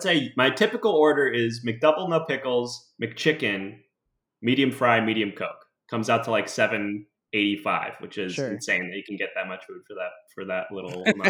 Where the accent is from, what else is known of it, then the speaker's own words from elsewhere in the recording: Oak Park, Illinois, United States; I'm from Oak Park